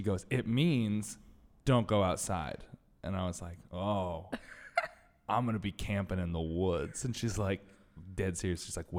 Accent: Connecticut, United States; Marge and I are both from Connecticut.

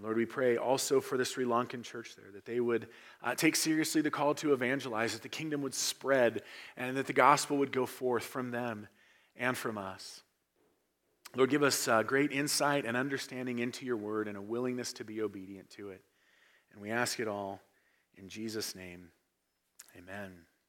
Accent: United States; our identity as Americans

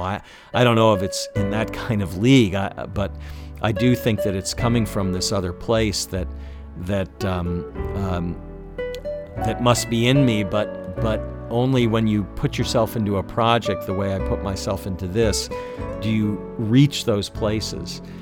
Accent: Washington, District of Columbia, United States; spending summers as a kid growing up in the Washington, D.C. area

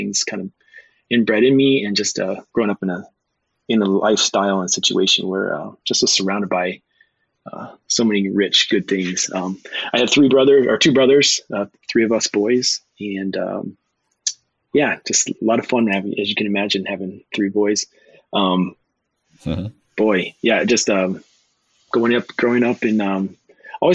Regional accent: Suffield, Ohio, United States; I grew up in small town Ohio, Suffield, Ohio

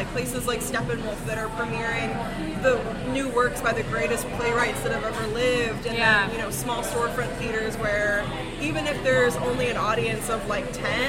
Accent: Ohio, United States; moved away as an adult; now in Chicago, United States; I'm from Ohio.

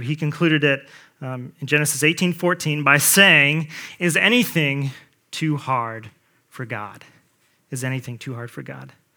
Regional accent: Colts territory, Indiana, United States; I grew up in Colts territory

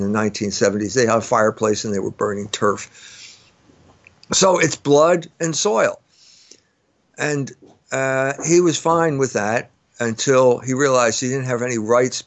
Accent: United States; I'm an American

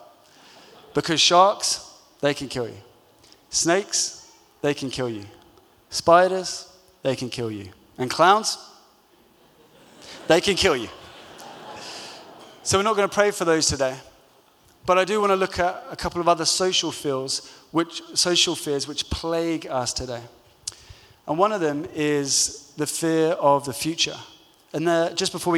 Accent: London, United Kingdom; growing up in London

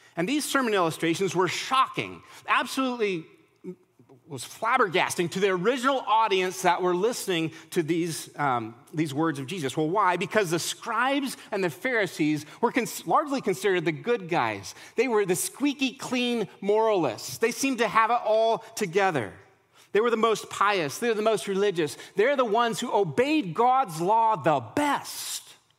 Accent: Colorado, United States; now in Nashville, United States; I'm from Colorado.

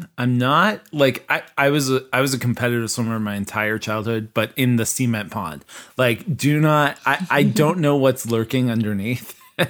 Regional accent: Kansas, United States; Because I'm from Kansas.

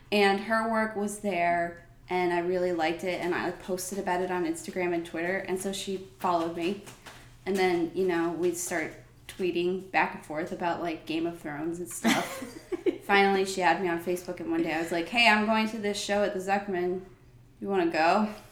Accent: United States; moved away as an adult; also born or lived in New Jersey; now in Atlanta, United States; I grew up in New York and New Jersey

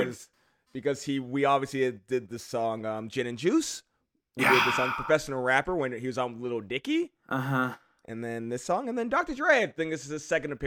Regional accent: East Coast of Canada, Canada; I was born in the East Coast of Canada

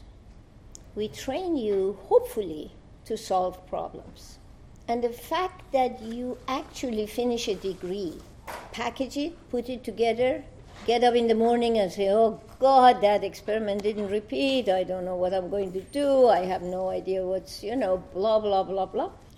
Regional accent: Iran; moved away as an adult; I come from Iran.

